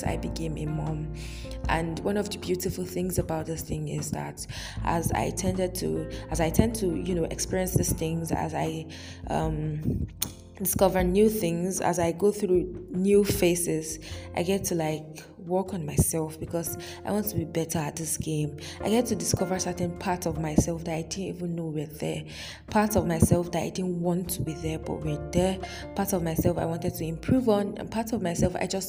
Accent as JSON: {"language": "English", "country": "Nigeria", "said": "as an African, as a Nigerian to be specific, as a Yoruba lady"}